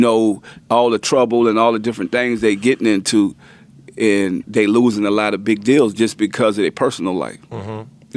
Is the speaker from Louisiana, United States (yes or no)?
yes; New Orleans, Louisiana, United States; also born or lived in Richmond / Houston; we come from New Orleans, like the hurricane town